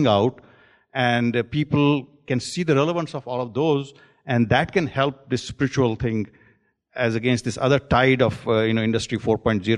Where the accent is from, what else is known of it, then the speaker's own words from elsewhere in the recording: Jammu and Kashmir, India; now in Silicon Valley, United States; I'm from Kashmir